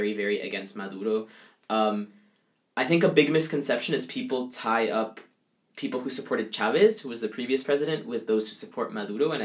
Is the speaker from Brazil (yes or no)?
no; Caribbean coast, Colombia; accent: coastal, not from the interior; moved away; I'm Colombian, but I'm from the coast